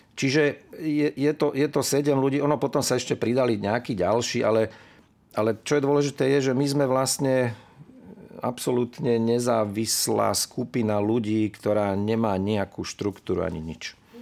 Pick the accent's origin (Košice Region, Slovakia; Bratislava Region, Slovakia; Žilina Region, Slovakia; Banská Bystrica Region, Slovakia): Bratislava Region, Slovakia; Bratislava; Ja som vyrastal v starom meste, od starého mosta to bolo asi 200 metrov, tam pri Štúrovej ulici som vyrastal